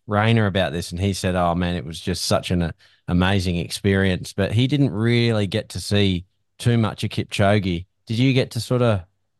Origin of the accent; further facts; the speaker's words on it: Brisbane, Queensland, Australia; I think we're from Brisbane.